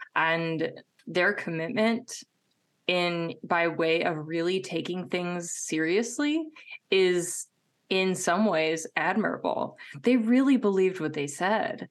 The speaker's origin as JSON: {"language": "English", "region": "Midwest", "country": "United States", "tie": "born or raised there", "said": "I was raised in the Midwest"}